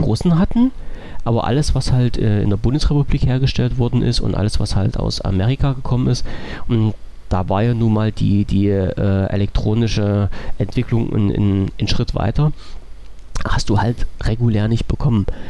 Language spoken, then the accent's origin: German; East Germany, Germany; bin ich Ossi